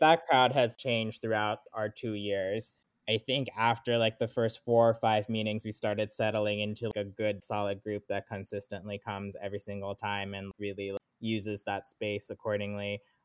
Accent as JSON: {"language": "English", "region": "South Florida", "country": "United States", "tie": "born or raised there", "also_born_or_lived": "California / Sri Lanka (ancestry)", "moved": "as an adult", "lives_now": "Louisville, United States", "said": "I mostly grew up in South Florida"}